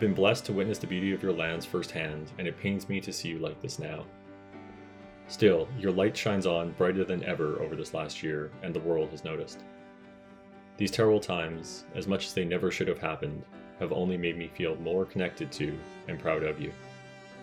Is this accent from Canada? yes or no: yes; Canada; I was born in Canada, I am honored to call myself a Ukrainian Canadian